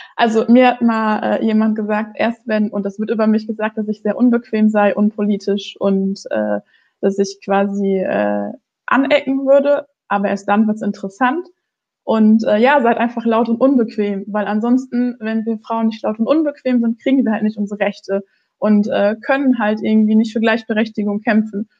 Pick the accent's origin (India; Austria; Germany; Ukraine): Germany; Ruhr area, North Rhine-Westphalia; ich komme aus dem Ruhrgebiet